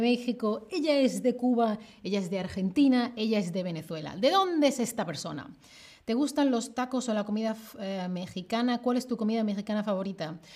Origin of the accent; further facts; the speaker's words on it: Seville, Andalusia, Spain; yo soy de Sevilla